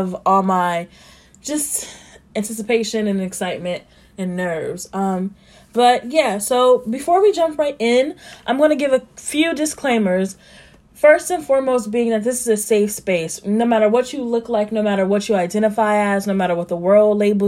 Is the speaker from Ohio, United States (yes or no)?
yes; Columbus, Ohio, United States; I grew up in Columbus, Ohio, and on the west side